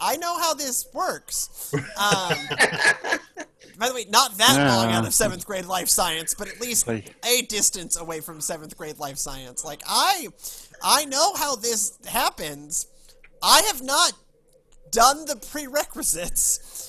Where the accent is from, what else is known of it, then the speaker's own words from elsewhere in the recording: New York, United States; accent: New York; Again, my New York accent aside.